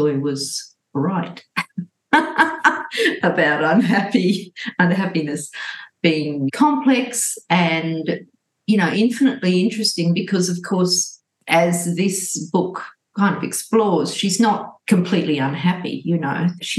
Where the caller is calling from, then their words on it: Sydney, New South Wales, Australia; I'm speaking from Gadigal land in Sydney, and I'm feeling great, thanks.